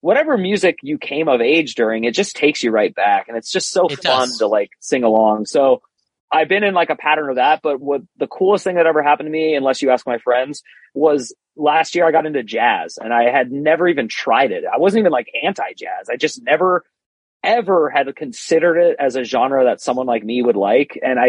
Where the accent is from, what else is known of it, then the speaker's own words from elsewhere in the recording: Berkeley, California, United States; now in Arizona, United States; I live in Arizona. COVID doesn't exist here. I should just say that on the podcast. I'm from Berkeley, San Francisco.